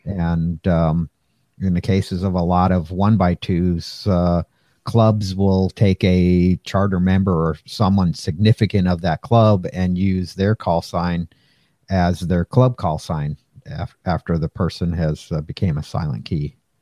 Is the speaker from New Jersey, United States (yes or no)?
no; Pasadena, California, United States; grew up in Pasadena